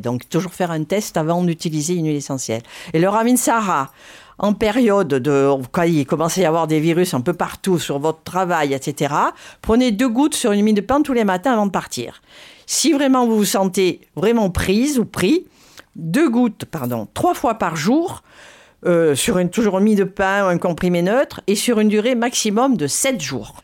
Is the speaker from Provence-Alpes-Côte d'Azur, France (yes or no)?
yes; Provence-Alpes-Côte d'Azur, France; j'ai grandi dans les Hautes-Alpes